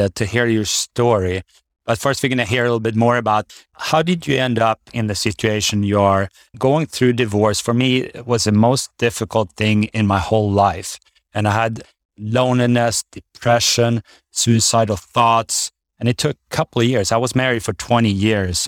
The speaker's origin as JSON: {"language": "English", "country": "Sweden", "tie": "born or raised there", "moved": "yes", "said": "I grew up in Sweden, I grew up on my skis"}